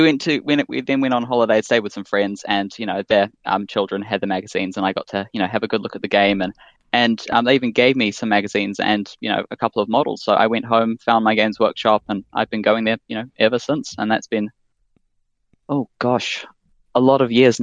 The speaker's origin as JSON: {"language": "English", "region": "Wellington", "country": "New Zealand", "said": "I'm from Wellington, New Zealand, and so I've been obviously native to watching the films since I was very young."}